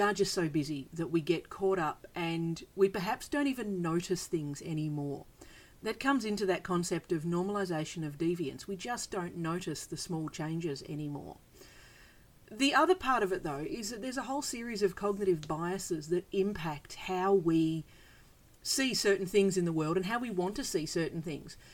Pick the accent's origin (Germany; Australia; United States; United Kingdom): Australia; I'm from Australia. We have bizarre animals here